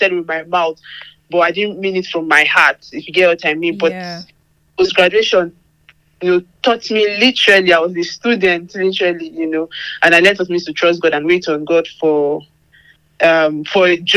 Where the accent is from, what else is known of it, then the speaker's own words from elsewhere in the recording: Nigeria; moved away as an adult; now in United Kingdom; I'm Nigerian